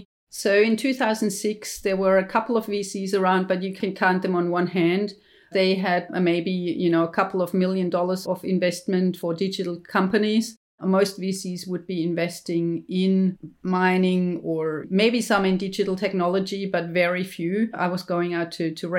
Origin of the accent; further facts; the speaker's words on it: Germany; moved away as an adult; now in Australia; I'm obviously from Germany. I came to Australia in year 2000 to work as a postdoc